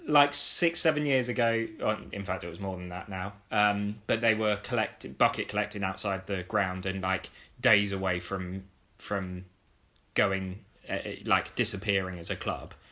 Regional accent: Oxford, South East England, United Kingdom; I'm an Oxford fan because I'm from Oxford

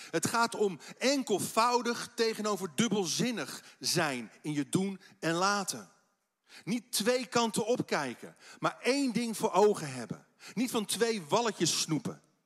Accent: Netherlands; Als Nederlanders

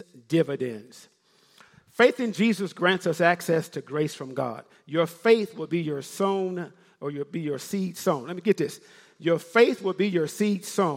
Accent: Memphis, Tennessee, United States; I'm from Memphis, Tennessee. I can say ain't

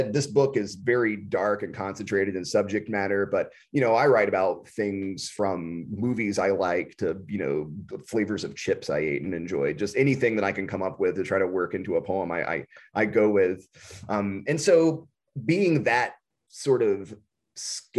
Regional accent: the South, United States; moved away as an adult; also born or lived in Texas; now in Midwest, United States; We grew up in the South, and though we never, you know, we didn't stay there for long into our adulthood. I left the South when I was in my mid-20s

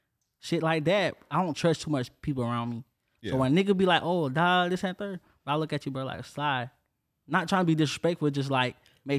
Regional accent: Orangeburg, South Carolina, United States; moved away as an adult; now in Jacksonville, United States; I'm from Carolina

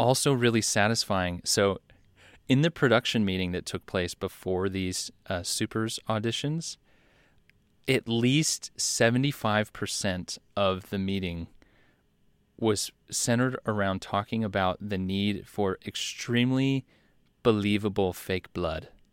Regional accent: United States; as an American

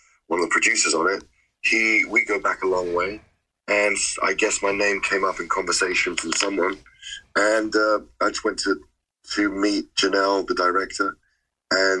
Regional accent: London, United Kingdom; I come from London, so it's a, you know, it's a city of London, of drug dealers

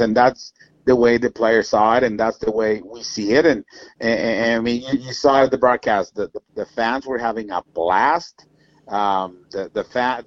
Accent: Mexico; moved away; being born and raised in Mexico, going back to my country as a big leaguer

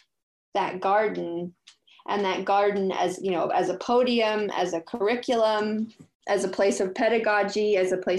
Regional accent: Cambridge, Massachusetts, United States; also born or lived in Switzerland; I was born in Cambridge, Massachusetts, and went to school in the city

